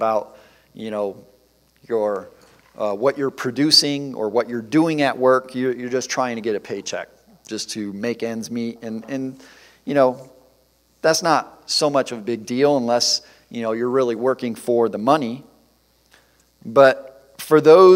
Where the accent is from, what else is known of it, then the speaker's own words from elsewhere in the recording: Detroit, Michigan, United States; also born or lived in Central Ohio; growing up in the Detroit area in the motor industry